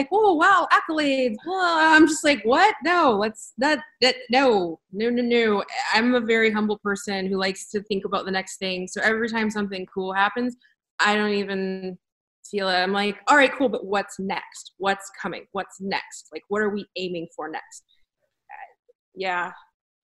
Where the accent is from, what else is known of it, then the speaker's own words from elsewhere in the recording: United States; I was born in America